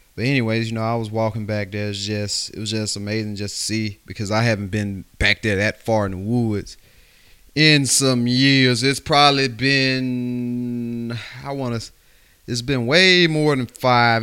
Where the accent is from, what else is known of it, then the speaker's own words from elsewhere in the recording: West Alabama, United States; I'm from, uh, West Alabama, so, you know, we grew up, and I grew up in the country out there